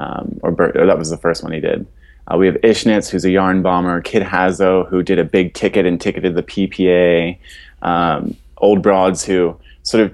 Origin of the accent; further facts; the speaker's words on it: Philadelphia, Pennsylvania, United States; I was born and raised in Fishtown, so been in Philadelphia my whole life